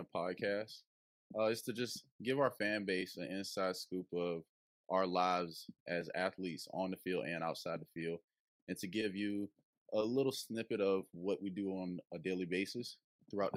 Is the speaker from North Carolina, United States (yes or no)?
no; Kingstree, South Carolina, United States; also born or lived in Greeleyville, South Carolina; I am from King Street, South Carolina. I am alumni of C. Murray High School, located in Greeleyville, South Carolina. Winsburg County is a small county near Charleston, the Monk's Corner area. That's where I basically grew up my whole life, in a small rural town